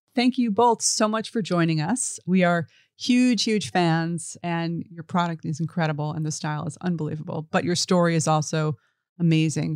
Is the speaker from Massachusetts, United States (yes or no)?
no; New York City, New York, United States; I grew up in the East Village